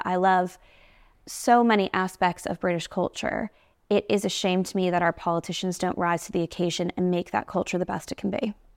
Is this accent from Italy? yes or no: no; United States; moved away as an adult; now in United Kingdom; I'm from the United States